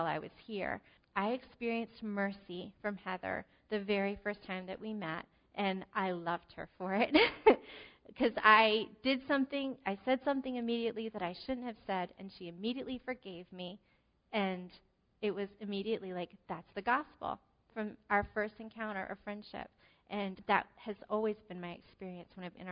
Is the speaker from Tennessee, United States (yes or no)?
no; New Jersey, United States; moved away; I'm from New Jersey